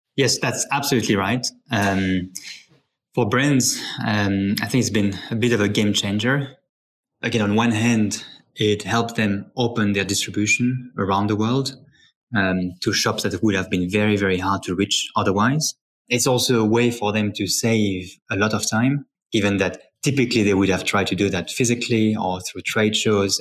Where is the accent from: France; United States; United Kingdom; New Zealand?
France; Paris, Île-de-France; as a child, I grew up in Paris with my three sisters.